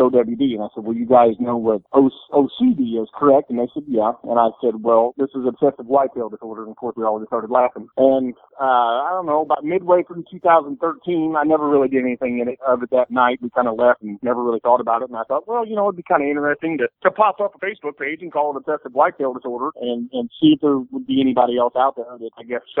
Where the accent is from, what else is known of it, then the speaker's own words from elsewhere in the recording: Mechanicsburg, Illinois, United States; also born or lived in New Berlin, Illinois; I grew up right here in not New Berlin, but a little town called, in the country outside of Mechanicsburg